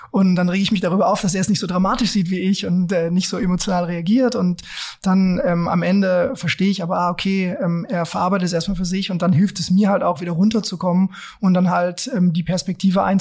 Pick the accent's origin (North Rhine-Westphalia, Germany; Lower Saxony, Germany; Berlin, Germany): Lower Saxony, Germany; wir kommen ja beide aus Niedersachsen, du aus einer großen Stadt dort, Hannover, okay. ne? ich aus einer ganz, ganz kleinen Stadt ähm, beziehungsweise in einem, in einem kleinen Dorf ähm, bei Peine.